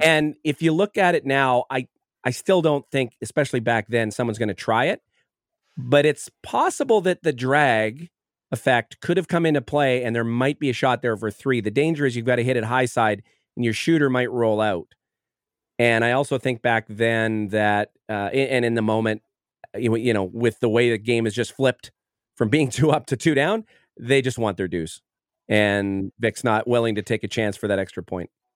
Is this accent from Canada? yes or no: yes; Manitoba, Canada; a junior and a kid growing up in Manitoba